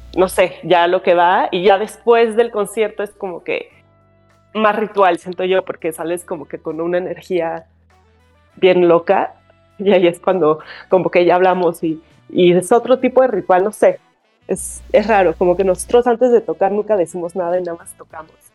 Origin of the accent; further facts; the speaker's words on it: Mexico City, Mexico; soy de la Ciudad de México, soy guitarrista